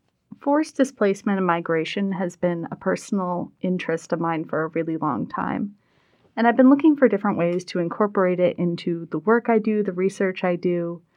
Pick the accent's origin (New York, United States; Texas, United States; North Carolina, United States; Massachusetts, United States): Massachusetts, United States; Westport; also born or lived in Rhode Island / Illinois / Vermont; I am from Westport, Massachusetts, but I've also lived in Rhode Island, Illinois, Vermont, etc.